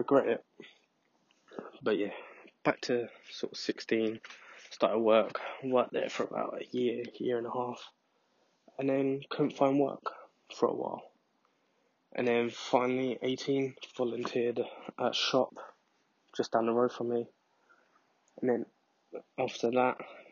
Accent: London, United Kingdom; also born or lived in Scotland; I was born in London and then moved to Scotland for my mum to go to uni and then came back when I was about six or seven.

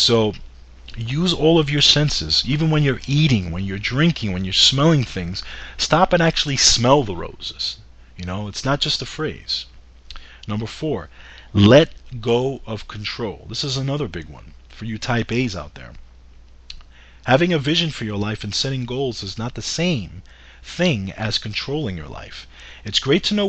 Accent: New York, United States; as a New Yorker

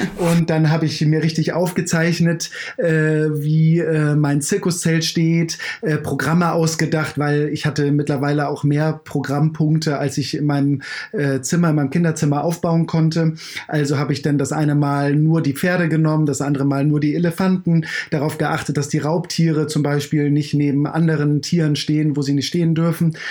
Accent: Kiel, Schleswig-Holstein, Germany; Ich komme komm ja aus Kiel. Ähm, äh, in der Harmsstraße bin ich groß geworden.

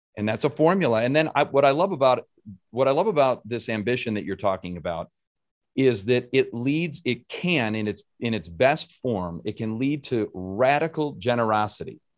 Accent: Rochester, New York, United States; I grew up in Rochester.

